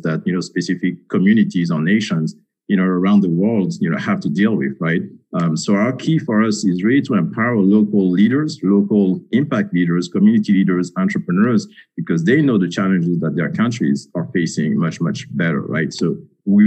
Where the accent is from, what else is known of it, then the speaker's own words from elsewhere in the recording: Senegal; now in Washington, D.C., United States; I'm actually originally from Senegal, so I know, you know, Francophone Africa very well